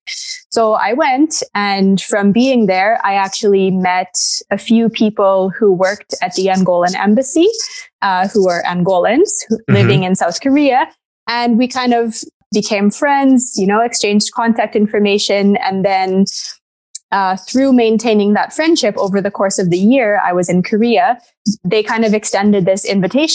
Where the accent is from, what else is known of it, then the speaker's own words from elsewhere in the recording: Canada; moved away as an adult; back to Canada, my home country